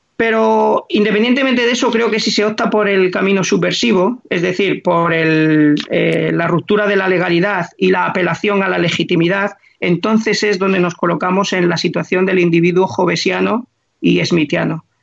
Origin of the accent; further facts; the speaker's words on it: Madrid, Community of Madrid, Spain; nací en Madrid